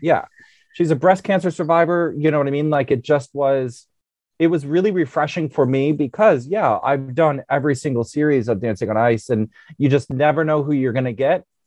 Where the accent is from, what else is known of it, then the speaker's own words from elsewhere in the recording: United States; as an American